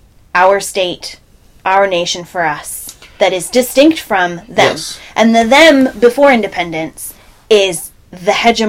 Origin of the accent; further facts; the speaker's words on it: United States; moved away as an adult; now in Scotland, United Kingdom; I come from the United States